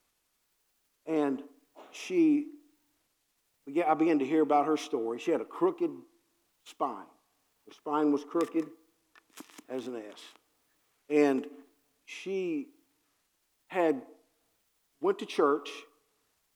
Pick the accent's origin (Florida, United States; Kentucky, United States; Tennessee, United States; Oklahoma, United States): Kentucky, United States; Harrodsburg; also born or lived in Cincinnati; I'm from Harrodsburg, Kentucky